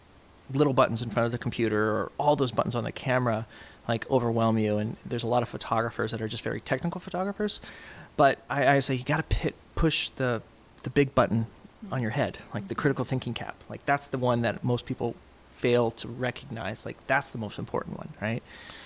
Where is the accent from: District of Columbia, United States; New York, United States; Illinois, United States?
New York, United States; born there; And so I born in New York and then moved